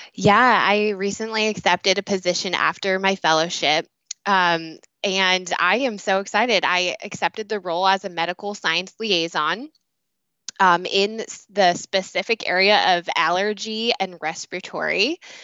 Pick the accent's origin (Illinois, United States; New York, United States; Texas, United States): Illinois, United States; moved away as an adult; also born or lived in Ohio; I was born and raised in Illinois